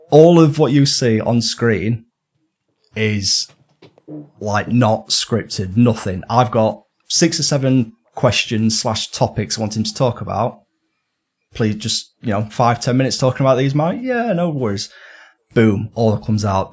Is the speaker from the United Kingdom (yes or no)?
yes; Northern England, United Kingdom; accent: Northern; my lovely Northern accent